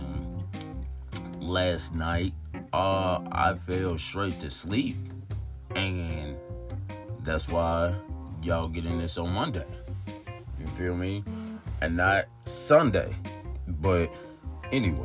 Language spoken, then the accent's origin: English; Tulsa, Oklahoma, United States; I'm from Tulsa, Oklahoma.